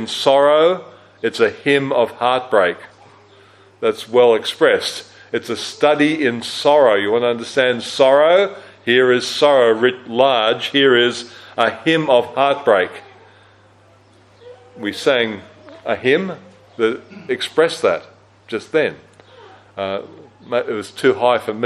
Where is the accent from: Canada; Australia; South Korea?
Australia; also born or lived in Christchurch, New Zealand; as an Australian who'd never experienced an earthquake